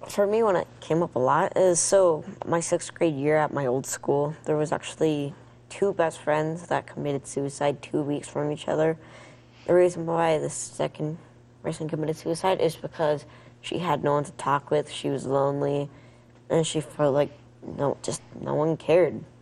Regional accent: Colorado Springs, Colorado, United States; I'm 14 years old and I'm from the Springs.

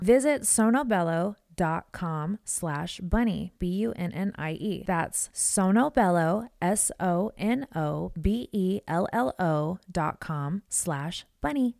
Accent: West Coast, United States; now in Nashville, United States; I'm from the West Coast

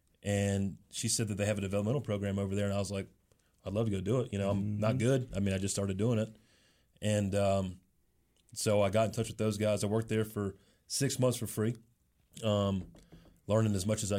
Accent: Mooresville, North Carolina, United States; I'm from Mooresville, North Carolina, which is basically Race City, USA, or is Race City, USA.

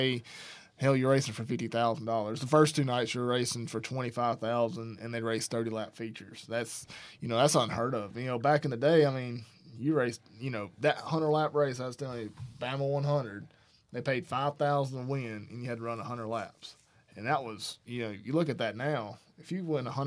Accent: Alabama, United States; I grew up in Alabama

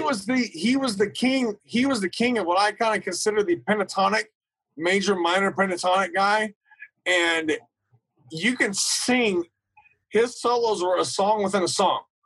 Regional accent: Topeka, Kansas, United States; I grew up in Topeka, Kansas, which is right in the middle of the country

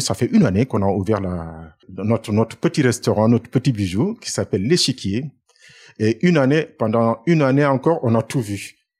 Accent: Dakar, Senegal; moved away as an adult; now in France; Je suis né à Dakar et j'ai fait mes études à Dakar

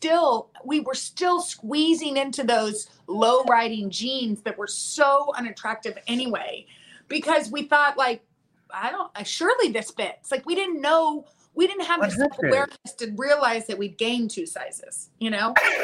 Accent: Midland, Texas, United States; moved away; we're from Midland

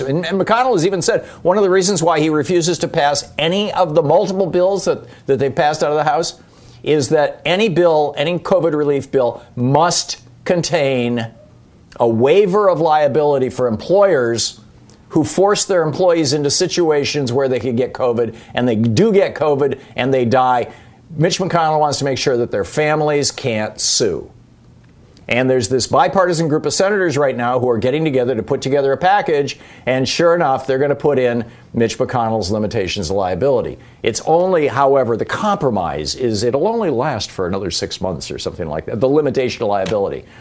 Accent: Michigan, United States; moved away; I grew up in Michigan

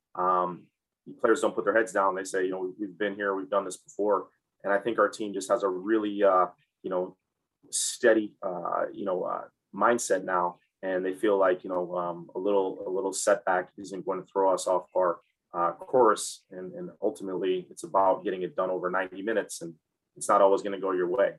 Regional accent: Ann Arbor, Michigan, United States; moved away; I grew up in Ann Arbor, Michigan

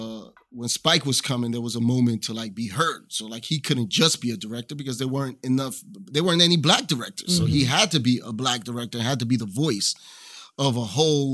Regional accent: New York City, New York, United States; also born or lived in Queens, New York; Born in New York, the Bronx. Okay. So we grew up in the Bronx.

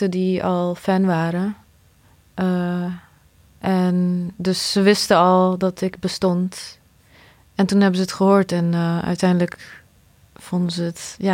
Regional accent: Bosnia & Herzegovina; now in Netherlands; als ik bedenk dat ik ook uit Bosnië kom en dat als alles anders was gegaan, dan woonde ik daar nog steeds.

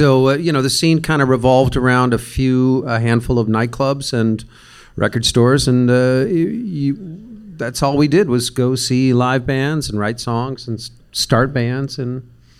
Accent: Tempe, Arizona, United States; we're from Tempe, Arizona.

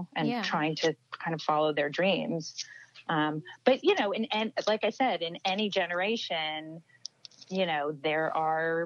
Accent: Los Angeles, California, United States; I'm born and raised here

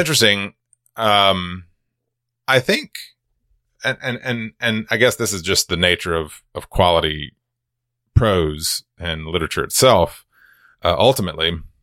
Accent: Georgia, United States; I'm from Georgia

